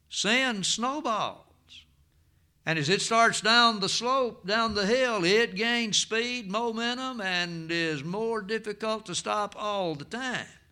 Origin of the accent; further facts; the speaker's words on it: United States; I am from Jackson County